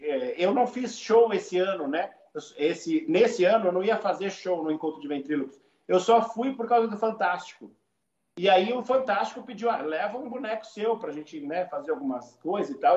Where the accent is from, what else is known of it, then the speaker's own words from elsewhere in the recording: Brazil; sou do Brasil.